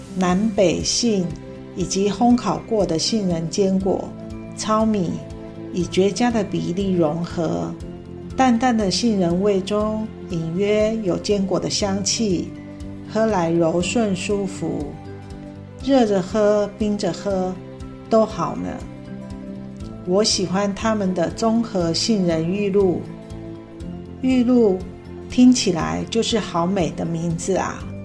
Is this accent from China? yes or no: no; Hsinchu, Taiwan; moved away as an adult; now in Tainan, Taiwan; 我是新竹的客家女儿，因先生工作的关系，扎根台南已久